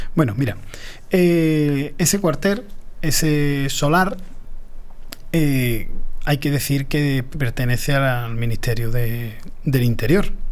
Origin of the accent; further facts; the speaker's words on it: Paterna de Rivera, Andalusia, Spain; yo soy muy paternero